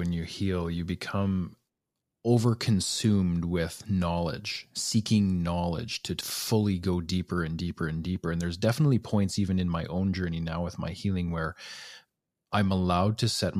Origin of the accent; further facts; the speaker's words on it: Alberta, Canada; I was born and raised in Northern Alberta. And men just operate differently up there, right?